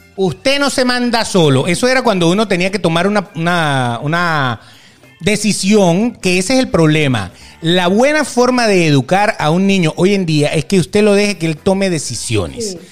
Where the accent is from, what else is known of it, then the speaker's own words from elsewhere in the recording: Venezuela; yo soy papá y soy venezolano